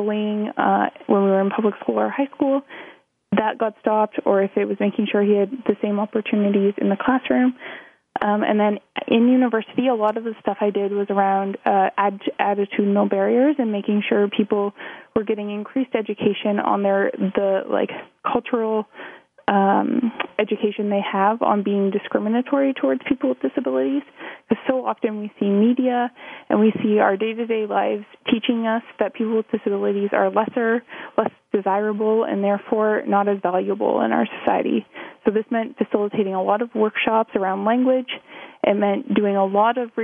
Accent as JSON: {"language": "English", "town": "Thornbury", "region": "Ontario", "country": "Canada", "tie": "born or raised there", "also_born_or_lived": "Ottawa, Canada", "said": "I grew up in Thornbury, Ontario, which is a small town 2.5 hours west of Toronto"}